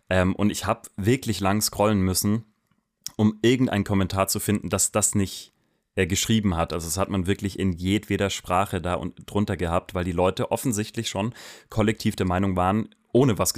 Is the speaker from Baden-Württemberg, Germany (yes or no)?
yes; Stuttgart, Baden-Württemberg, Germany; also du als Bremer und ich als Stuttgarter